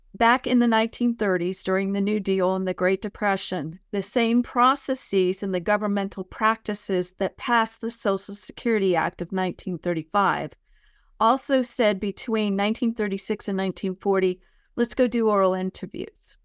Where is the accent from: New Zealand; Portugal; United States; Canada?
United States; San Francisco, California; moved away as an adult; also born or lived in San Mateo County, California; now in Murfreesboro, United States; where I grew up in San Francisco